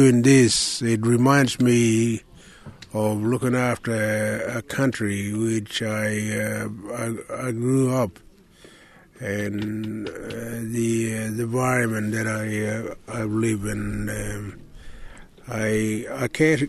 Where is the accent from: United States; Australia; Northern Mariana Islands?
Australia; Warburton, Western Australia; I'm from the Ngandera land, from Warburton Ranges